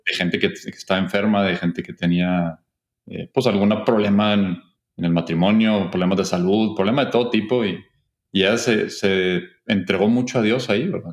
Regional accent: Monterrey, Nuevo León, Mexico; yo soy de aquí de Monterrey

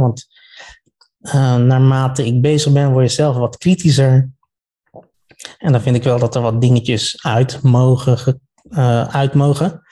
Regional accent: The Hague, South Holland, Netherlands; ik kom uit Den Haag

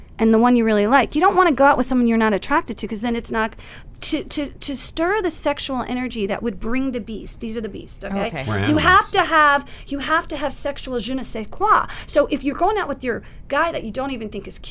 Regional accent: East Coast, United States; also born or lived in South Florida / Los Angeles; I grew up on the East Coast

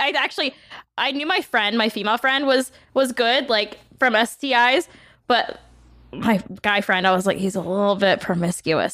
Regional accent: New Orleans area, Louisiana, United States; moved away as an adult; now in Los Angeles, United States; I didn't grow up in New Orleans proper

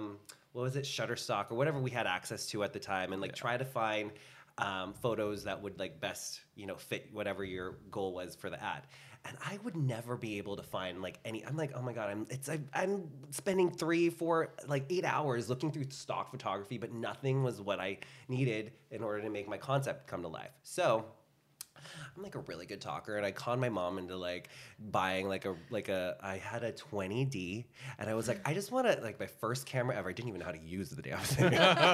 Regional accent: Philippines; I'm Filipino. It just comes with the, it's just with it. We love to karaoke dance.

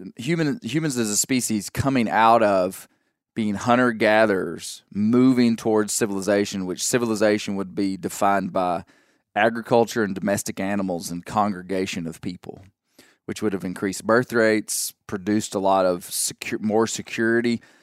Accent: Arkansas, United States; I popped out of the womb in 1979 in Arkansas

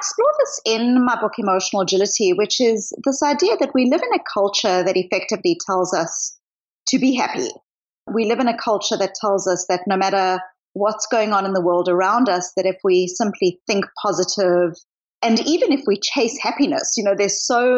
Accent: South Africa; also born or lived in Australia / New Zealand; now in Boston, United States; I grew up in apartheid South Africa

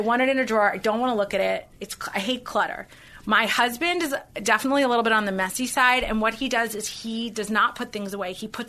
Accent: South Africa; So when someone wants to cast me in a movie as the South African, I can only have one line.

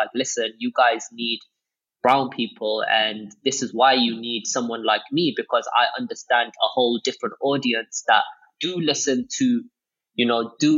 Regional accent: Cardiff, Wales, United Kingdom; growing up in Wales, racism was normal

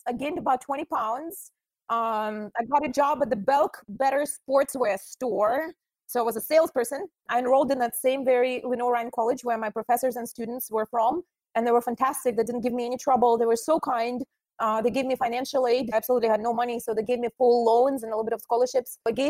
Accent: Russia; And I'm like, oh, I'm from Russia.

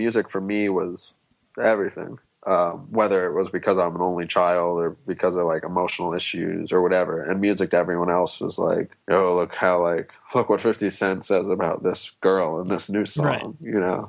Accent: Manhattan, New York, United States; As me being an odd kid out in school, or as me growing up in Manhattan?

